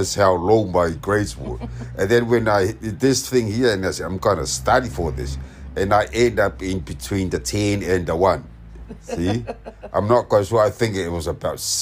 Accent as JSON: {"language": "English", "town": "Apia", "country": "Samoa", "tie": "born or raised there", "also_born_or_lived": "Auckland, New Zealand", "second_language": "English", "moved": "yes", "lives_now": "Sydney, Australia", "said": "we moved to Apia, in Matautu, when I was crawling."}